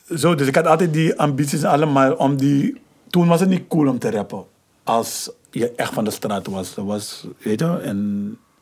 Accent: Amsterdam, North Holland, Netherlands; ik ben van Hoptillen. Ik ben daar opgegroeid.

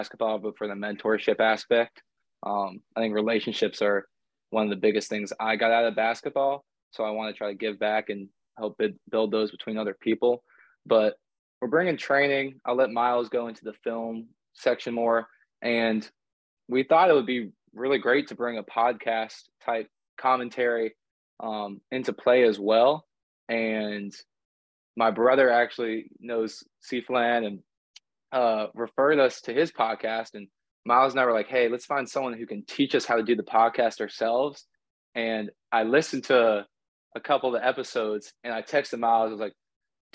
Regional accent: Durham, North Carolina, United States; also born or lived in Winston-Salem, North Carolina / Fairfax, Virginia; I grew up in Durham.

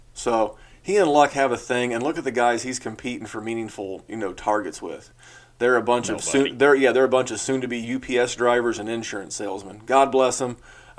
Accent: Indianapolis, Indiana, United States; here in Indianapolis, my hometown.

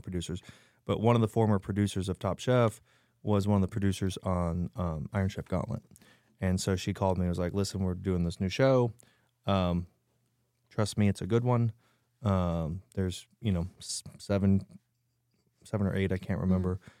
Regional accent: Nebraska, United States; now in San Antonio, United States; I'm from Nebraska.

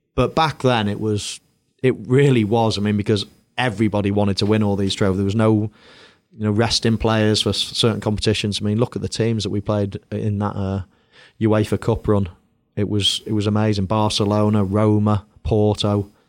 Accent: England, United Kingdom; moved away as an adult; also born or lived in Madrid

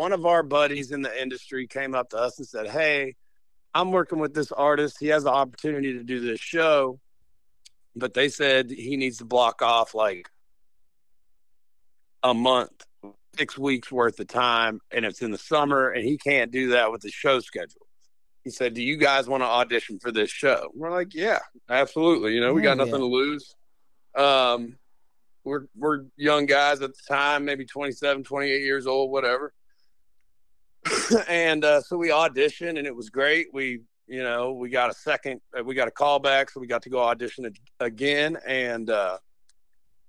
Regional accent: Roanoke, Virginia, United States; I'm actually from Roanoke, Virginia, or right outside Roanoke in the Blue Ridge Mountains

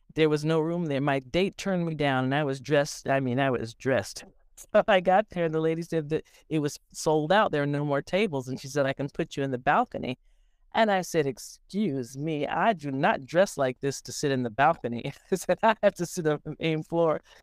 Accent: Portland, Oregon, United States; moved away; I'm originally from Portland, Oregon

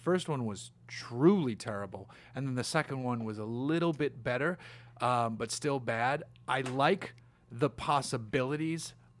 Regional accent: United States; I'm American.

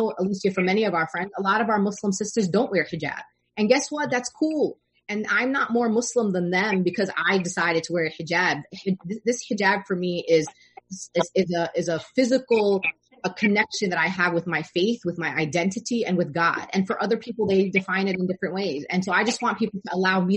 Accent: New York City, New York, United States; accent: Brooklyn; I grew up, I was born and raised in Brooklyn

